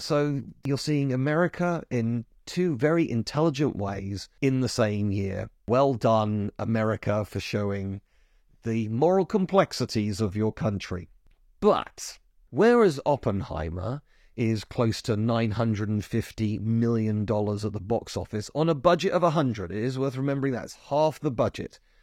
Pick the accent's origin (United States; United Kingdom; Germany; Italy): United Kingdom; as a Brit